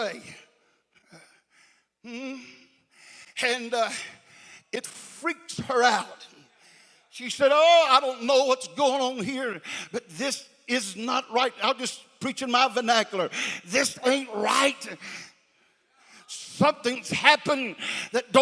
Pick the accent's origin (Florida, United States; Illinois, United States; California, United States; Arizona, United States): Florida, United States; Crestview; also born or lived in Wichita Falls, Texas; I grew up in North Florida.